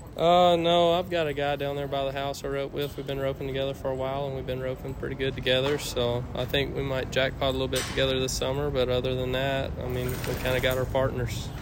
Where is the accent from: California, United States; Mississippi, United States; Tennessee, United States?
Mississippi, United States; Meadville; I'm from uh, Meadville, Mississippi